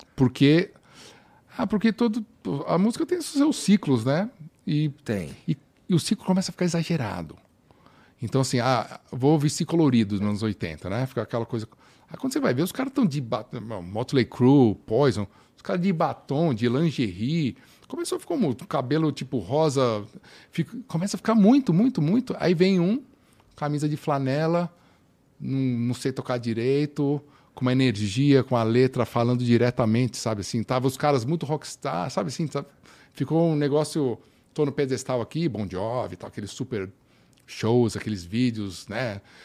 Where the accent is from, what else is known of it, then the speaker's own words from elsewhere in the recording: Brazil; moved away as an adult; also born or lived in United States; now in Finland; eu crescendo no Brasil